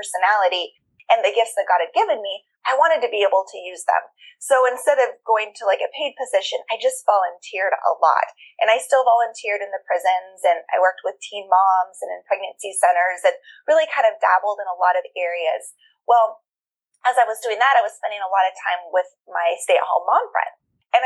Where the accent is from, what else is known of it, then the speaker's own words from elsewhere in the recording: Juneau, Alaska, United States; I was born and raised in Juneau, which is the capital